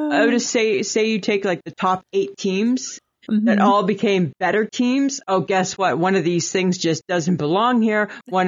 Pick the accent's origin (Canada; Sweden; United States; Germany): Canada; Ontario; I grew up in Ontario. It's humid.